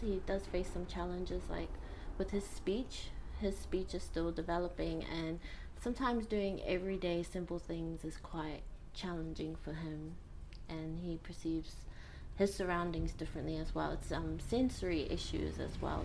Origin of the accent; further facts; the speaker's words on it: Rarotonga, Cook Islands; So I was brought up here in Rarotonga. I was born here as well, born and raised here. Yep, raised here in Nikao by my mother and father.